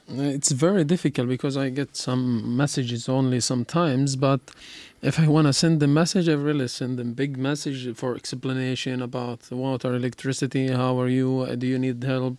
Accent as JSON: {"language": "English", "region": "Gaza Strip", "country": "Palestine", "moved": "yes", "said": "I'm from Gaza"}